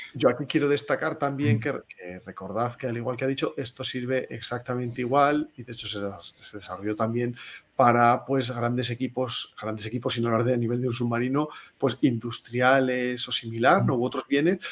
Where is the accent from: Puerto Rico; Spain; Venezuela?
Spain